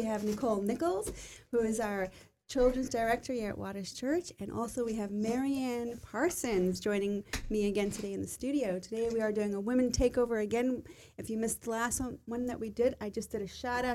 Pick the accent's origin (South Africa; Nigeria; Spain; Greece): South Africa; I grew up in South Africa, and of course Christmas is in the summertime